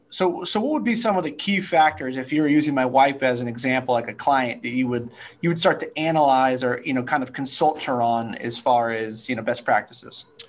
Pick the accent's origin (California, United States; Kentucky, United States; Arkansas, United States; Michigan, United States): California, United States; Napa, Sonoma; also born or lived in Orange County / Santa Barbara / San Diego / Atlanta; now in Houston, United States; I grew up in the wine country, Napa, Sonoma, and California